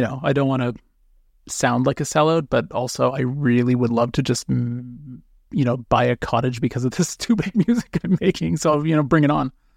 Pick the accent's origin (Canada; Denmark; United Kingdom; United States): Canada; North Bay, Ontario; now in Toronto, Canada; I was born in North Bay, Ontario